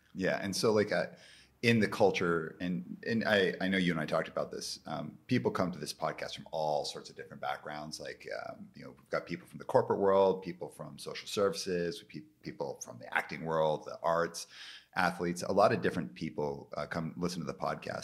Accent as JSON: {"language": "English", "town": "Calgary", "region": "Alberta", "country": "Canada", "tie": "born or raised there", "said": "I grew up in Calgary, where it's like nobody's named …"}